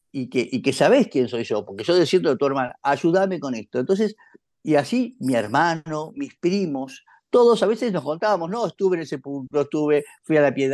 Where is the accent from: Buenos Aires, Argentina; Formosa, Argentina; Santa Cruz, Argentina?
Buenos Aires, Argentina; Nosotros sabíamos que nuestra familia originalmente era de Santiago del Estero, nos parecía rarísimo porque ya éramos porteños de hacía, no sé, por lo menos 150 o 200 años.